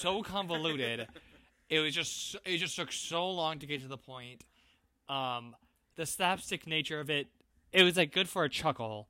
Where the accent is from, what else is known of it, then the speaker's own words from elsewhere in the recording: Iowa, United States; I grew up in Iowa, like, small towns